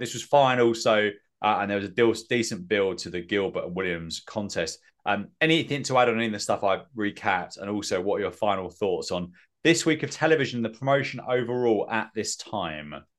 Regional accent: England, United Kingdom; I'm English

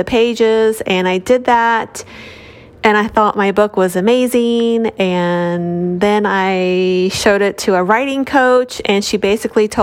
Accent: Houston, Texas, United States; I'm from Houston, Texas

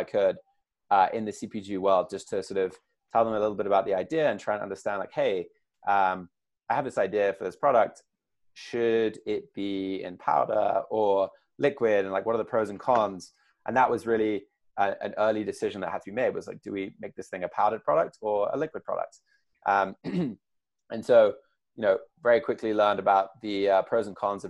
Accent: United Kingdom; accent: English; now in United States; So I was born over here in the States, but did all my growing up over there. Got the accent

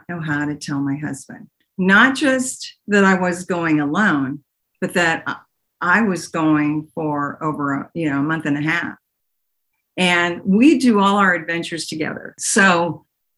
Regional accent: Pittsburgh, Pennsylvania, United States; moved away as an adult; now in Dallas, United States; I grew up in Pittsburgh, Pennsylvania, Swickley, Pennsylvania, and I went to St. James Catholic School

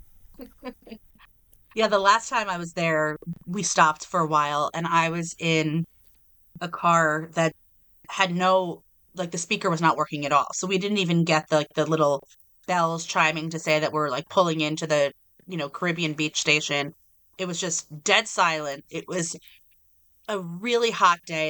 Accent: New Jersey, United States; I am from New Jersey

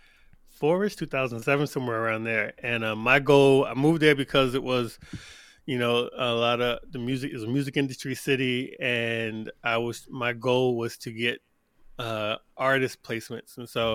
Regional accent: New York, United States; also born or lived in Atlanta; now in Greenville, United States; I'm originally from New York, lived in Atlanta for the last 15 years, and now I'm in Greenville, South Carolina.

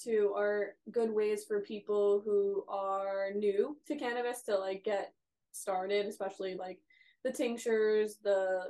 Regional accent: East Coast, United States; moved away; we're from the East Coast

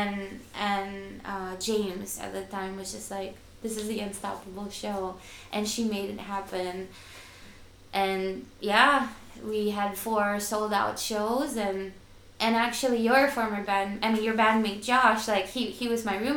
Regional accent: Manila, Metro Manila, Philippines; moved away; growing up in Manila

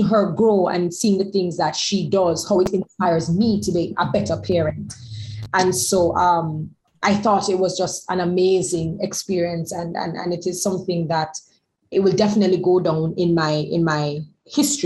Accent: Jamaica; we come from Jamaica, we come from the West Indies

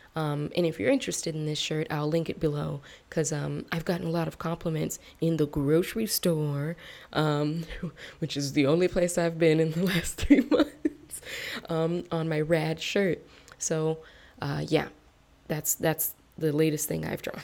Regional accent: United States; my reputation as an American and especially as a Black American

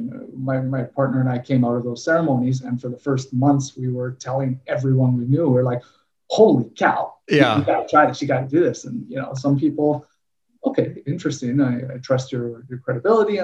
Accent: Winnipeg, Manitoba, Canada; I grew up in Winnipeg, Manitoba, Canada.

